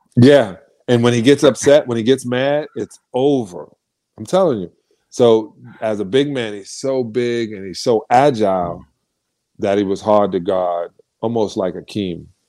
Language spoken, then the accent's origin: English; United States; I'm an American